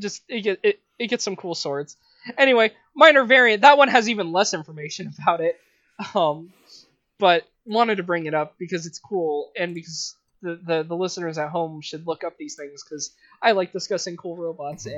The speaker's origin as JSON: {"language": "English", "region": "England", "country": "United Kingdom", "said": "we're English"}